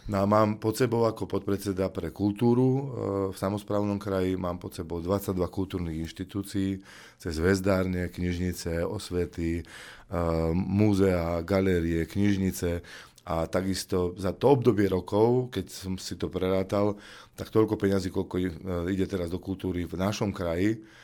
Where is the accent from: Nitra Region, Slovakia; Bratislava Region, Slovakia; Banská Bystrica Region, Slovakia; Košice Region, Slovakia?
Banská Bystrica Region, Slovakia; native village in Detva District; som žil v, eh, v mojej rodnej dedine a žijem dodnes